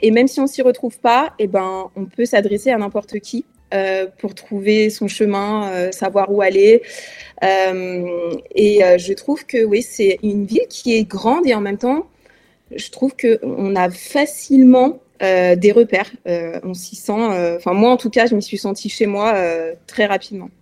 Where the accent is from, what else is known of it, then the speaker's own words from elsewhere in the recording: France; also born or lived in Lyon; en tant que Française